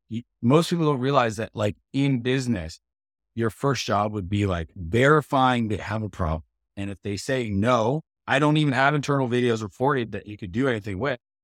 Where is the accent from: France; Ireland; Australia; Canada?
Canada; I'm Canadian